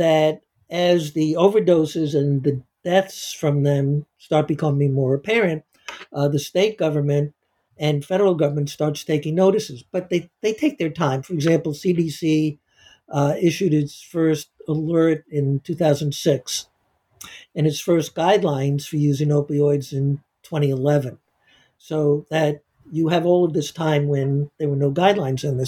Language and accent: English; Missouri, United States; My home state of Missouri